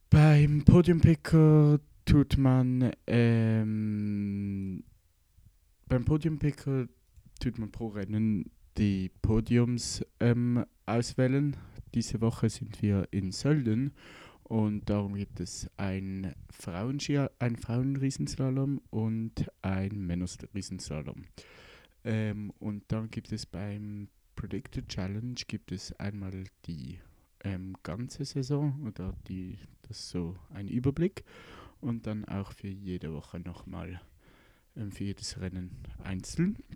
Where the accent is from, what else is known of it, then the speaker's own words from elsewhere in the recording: Switzerland; Wie man merken kann, ähm, bin ich Schweizer und sehr, ähm, ja